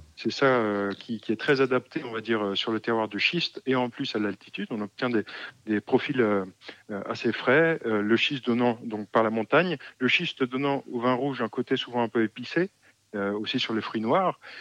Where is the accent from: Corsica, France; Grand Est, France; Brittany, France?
Grand Est, France; Alsace; moved away as an adult; also born or lived in Romania; je suis originaire d'Alsace, mais en dehors du vignoble alsacien.